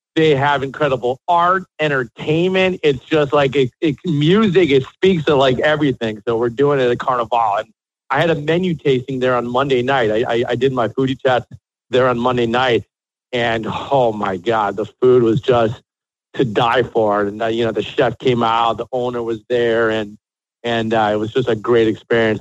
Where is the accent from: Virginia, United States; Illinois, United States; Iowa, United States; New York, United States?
Illinois, United States; Chicago; moved away as an adult; also born or lived in Miami, Florida; now in Miami Beach, United States; I'm born and raised in Chicago.